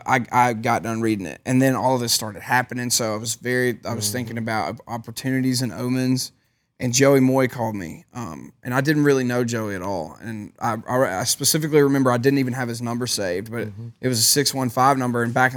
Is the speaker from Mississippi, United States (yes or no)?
yes; Mississippi, United States